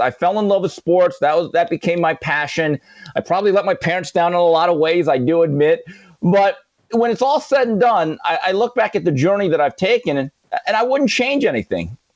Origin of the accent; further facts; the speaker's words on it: Valencia, California, United States; also born or lived in Seoul, South Korea / Los Angeles, California; my mom and dad moved us to Valencia, California, which is about an hour from Los Angeles, a very white, upper middle class suburb in Southern California